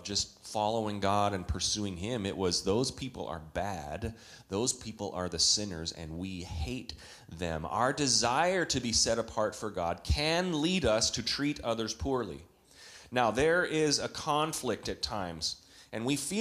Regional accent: Canada; When I was a boy growing up in Canada

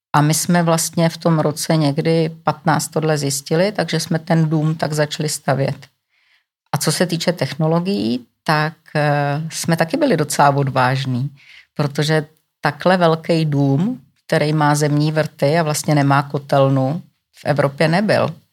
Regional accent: Czechia

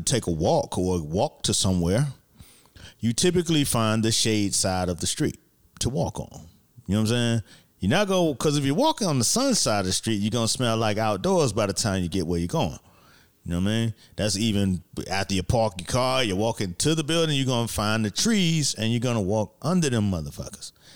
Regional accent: Miami, Florida, United States; moved away; I'm from Miami, so it was summer all the fucking time

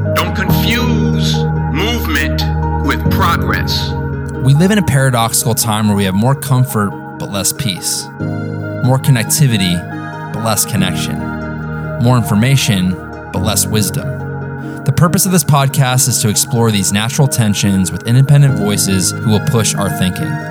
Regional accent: Southern California, United States; I grew up in Southern California

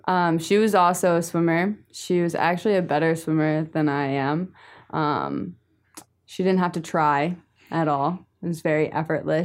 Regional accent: New Jersey, United States; I'm from New Jersey

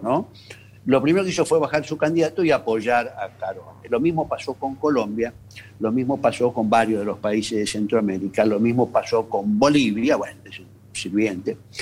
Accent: Argentina; como argentinos

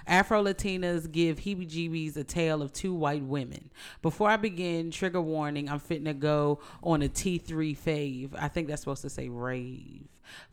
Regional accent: Kansas, United States; I grew up in Kansas, and my ass is not claiming to be corn.

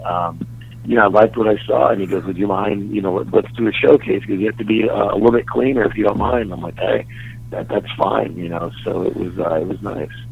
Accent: Dallas, Texas, United States; moved away; born and raised in Dallas

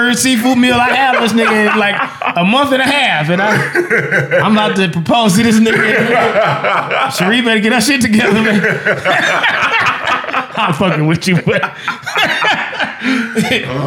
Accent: Las Vegas, Nevada, United States; I am from Vegas

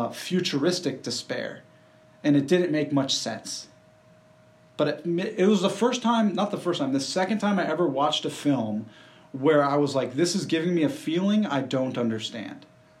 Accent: Tulsa, Oklahoma, United States; We grew up in Tulsa.

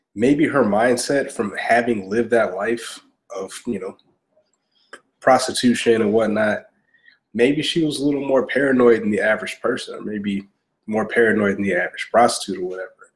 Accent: Augusta, Georgia, United States; I grew up in Augusta, Georgia

